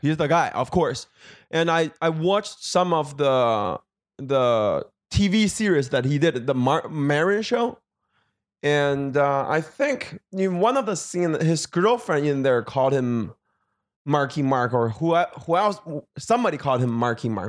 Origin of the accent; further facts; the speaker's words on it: Beijing, China; also born or lived in Milwaukee, Wisconsin; now in Los Angeles, United States; I am from, uh, Beijing, China